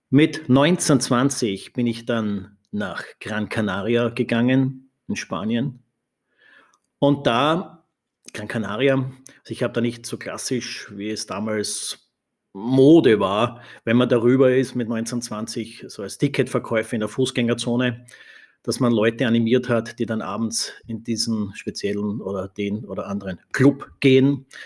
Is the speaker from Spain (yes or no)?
no; Styria, Austria; aufgewachsen in der Steiermark in Österreich. Meine Großeltern hatten ein Gasthaus, eine Gastwirtschaft